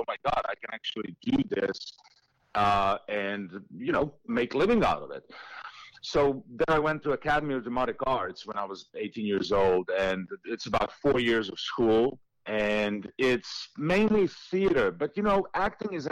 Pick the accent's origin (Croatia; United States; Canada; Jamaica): Croatia; Šibenik, Šibenik-Knin County; moved away; my hometown of Šibenik, which is down on the coast